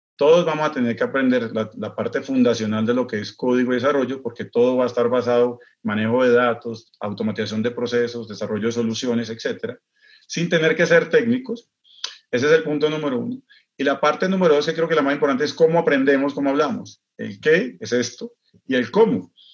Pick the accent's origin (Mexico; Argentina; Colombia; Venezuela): Colombia; Bogotá; moved away as an adult; also born or lived in Dubai; mi tierrita, en Bogotá